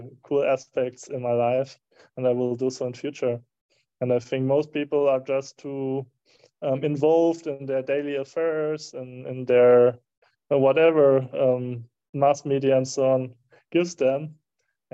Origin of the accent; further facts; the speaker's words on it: Herford, North Rhine-Westphalia, Germany; moved away; I did it in my hometown in Germany, in Herford